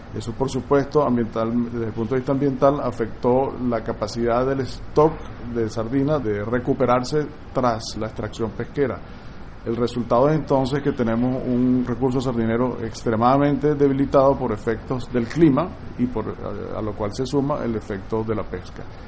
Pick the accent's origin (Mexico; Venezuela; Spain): Venezuela; nosotros como, como venezolanos